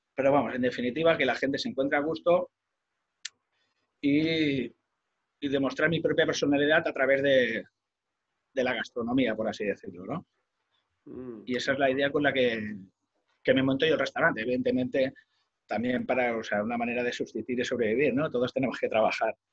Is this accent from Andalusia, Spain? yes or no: no; Molins de Rei, Catalonia, Spain; mi pueblo, ¿no? De, de Molins de Rey